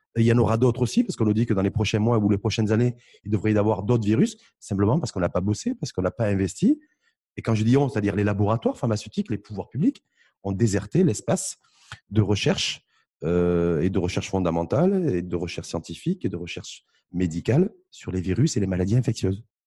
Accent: Morocco; chez nous au Maroc

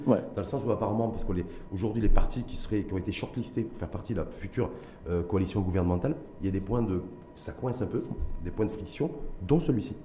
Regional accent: Morocco; chez nous, au Maroc

